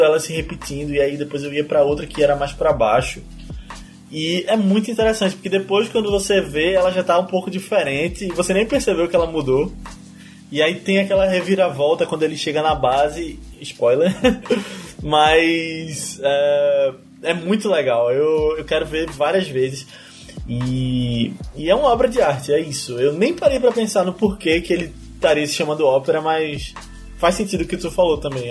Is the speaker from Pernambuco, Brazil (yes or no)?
yes; Recife, Pernambuco, Brazil; eu e a Aninha somos de Recife